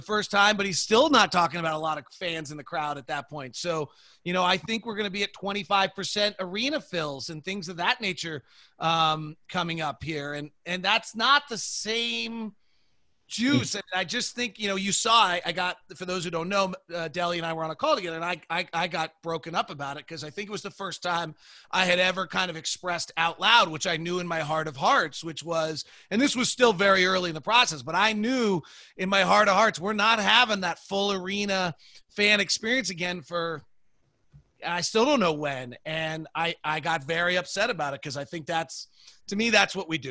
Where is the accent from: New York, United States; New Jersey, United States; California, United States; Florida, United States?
California, United States; now in Utah, United States; I grew up in California